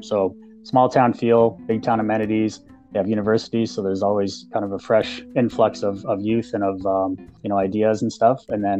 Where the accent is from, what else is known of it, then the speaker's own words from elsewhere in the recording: Burns Lake, British Columbia, Canada; now in Prince George, Canada; I grew up pretty close by here. I grew up in Burns Lake, which is about 220 kilometers to the west of Prince George.